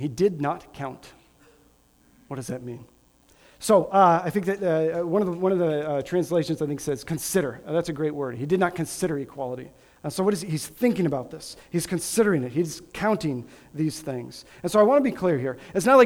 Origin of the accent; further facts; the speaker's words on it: Grand Island, Nebraska, United States; I was born and raised in Grand Island, Nebraska